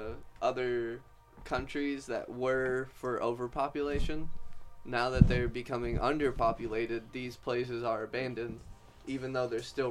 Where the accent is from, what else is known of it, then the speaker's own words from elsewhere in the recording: Detroit, Michigan, United States; moved away; I grew up near 8 Mile. I could have walked there. It would have taken like an hour to walk, but I could have.